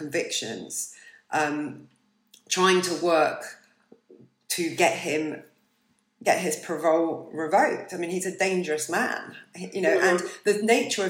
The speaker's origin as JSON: {"language": "English", "town": "Bournemouth", "region": "South West England", "country": "United Kingdom", "said": "I'm from Bournemouth"}